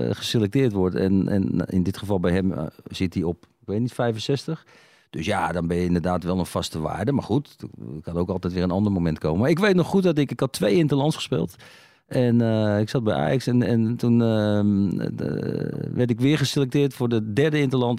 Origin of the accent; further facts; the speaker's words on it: Netherlands; Ik ben Nederlander